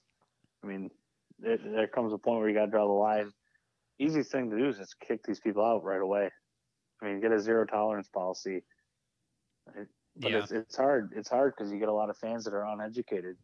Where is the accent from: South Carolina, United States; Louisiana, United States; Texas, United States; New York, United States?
New York, United States; This is my home state